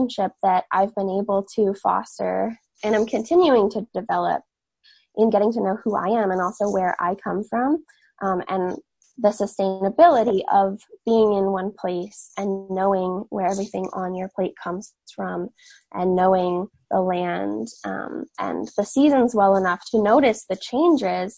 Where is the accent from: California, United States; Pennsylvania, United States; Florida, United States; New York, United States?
New York, United States; Catskill Mountains, upstate; I was born and raised in the Catskill Mountains in upstate New York